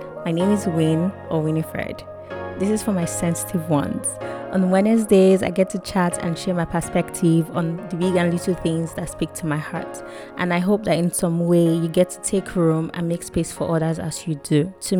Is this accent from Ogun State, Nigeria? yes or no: no; Warri, Delta, Nigeria; Like how going to boarding school outside of Warri, where I grew up, by the way, I grew up in Warri.